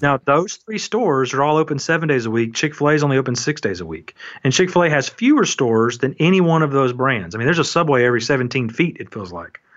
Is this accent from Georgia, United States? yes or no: yes; Atlanta, Georgia, United States; I'm from Atlanta, which is super efficient and everything's labeled